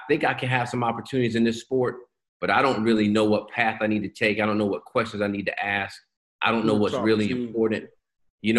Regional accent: Lenoir, North Carolina, United States; I'm from Lenoir, North Carolina. So Lenoir is really, really small.

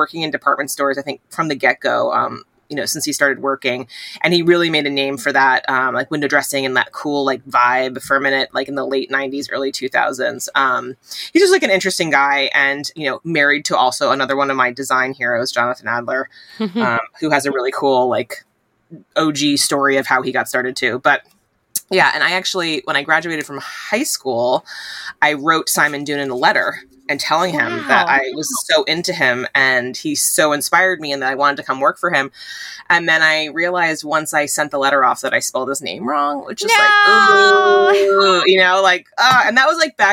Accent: tri-state area, United States; growing up in the Tri-State area, I went, my dad works in Manhattan

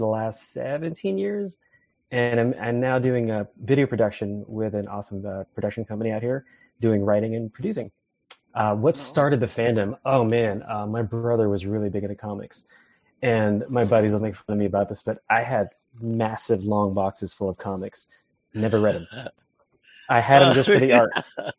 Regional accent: San Diego, California, United States; also born or lived in Italy / Los Angeles / Boston; My dad was in the military, so I was born in Italy, but I was raised here in San Diego. Lived in L.A. for about 6 years doing my career in animation. Moved to Boston to go study graphic

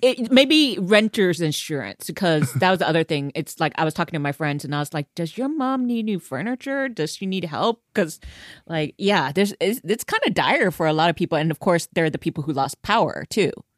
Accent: Houston, Texas, United States; I come from Houston.

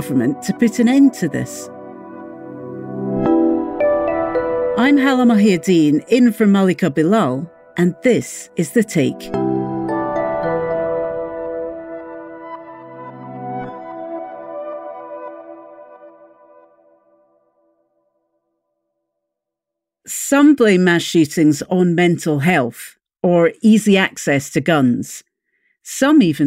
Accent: Scotland, United Kingdom; I'm from Scotland.

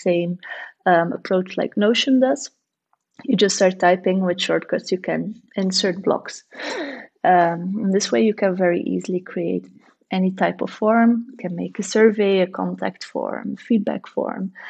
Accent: Bruges, Flanders, Belgium; now in Ghent, Belgium; I was born in Bruges, and it's also like a really pretty historical city

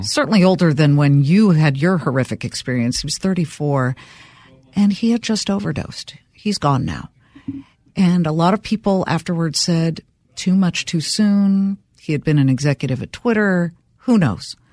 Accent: Los Angeles, California, United States; I grew up in Los Angeles, Beverly Hills

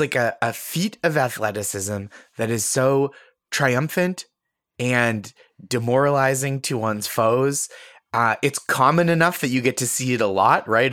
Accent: North Shore of Massachusetts, United States; I'm from the North Shore of Massachusetts

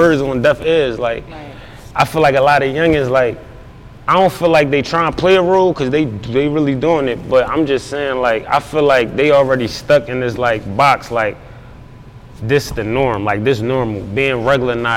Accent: Philadelphia, Pennsylvania, United States; North Philadelphia, when it's all said and done, man, I'm from North, rep it proudly, everywhere I go

